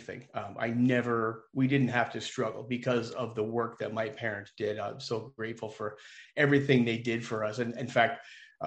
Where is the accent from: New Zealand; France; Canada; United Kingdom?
Canada; just north of Toronto, Ontario; Well, I grew up just north of Toronto. So I'm from Ontario. I'm a Canadian, full disclosure.